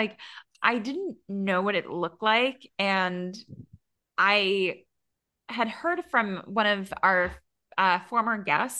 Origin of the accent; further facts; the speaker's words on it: Connecticut, United States; near where I grew up in Connecticut